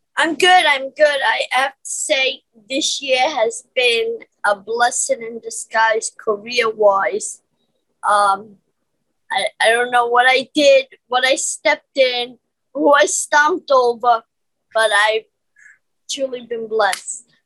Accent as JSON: {"language": "English", "town": "New York City", "region": "New York", "country": "United States", "tie": "born or raised there", "said": "I was born in Brooklyn, Caledonia"}